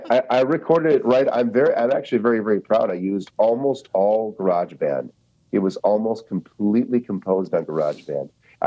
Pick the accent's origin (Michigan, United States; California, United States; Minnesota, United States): Minnesota, United States; Corcoran; also born or lived in Mankato, Minnesota; now in Hudson, United States; I went to college in Mankato. I grew up in Corcoran, Minnesota.